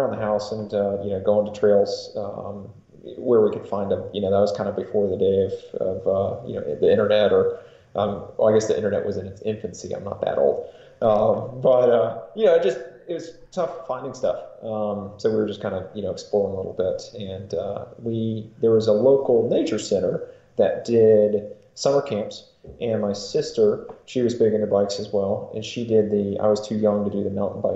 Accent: North Georgia, United States; now in Hendersonville area, North Carolina, United States; Well, I grew up in North Georgia originally

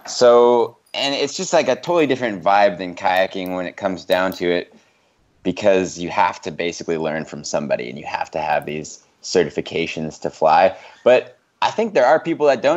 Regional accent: Bozeman, Montana, United States; I grew up in Bozeman, Montana

